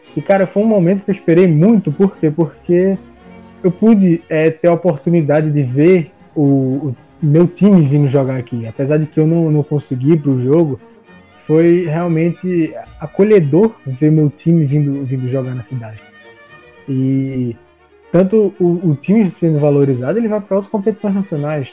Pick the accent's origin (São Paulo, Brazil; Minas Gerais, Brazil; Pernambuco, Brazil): Pernambuco, Brazil; Recife; now in Petrolina, Brazil; eu sou de Recife, moro no interior de, de Pernambuco